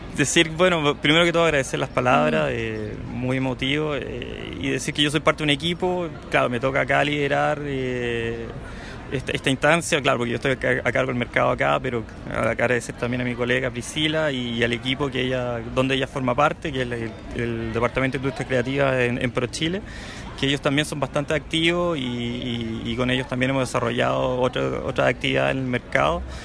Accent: Chile; now in Canada; llevo harto tiempo acá, pero crecí en Chile

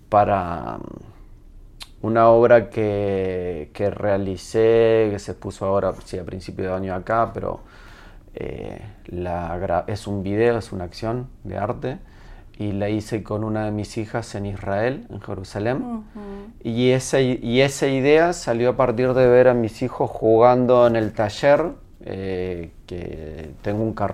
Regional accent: Spain; moved away; Yo me tuve que ir de España por, eh, porque incendiaron mi pueblo.

